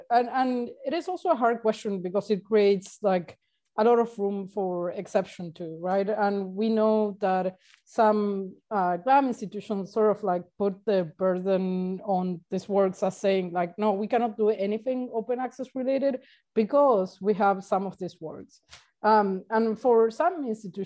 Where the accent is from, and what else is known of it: Argentina; now in Uruguay